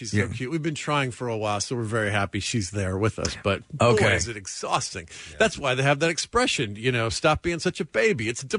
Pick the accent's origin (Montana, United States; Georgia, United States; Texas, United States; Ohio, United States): Georgia, United States; Atlanta; moved away as an adult; also born or lived in New York; now in Los Angeles, United States; I'm from Atlanta.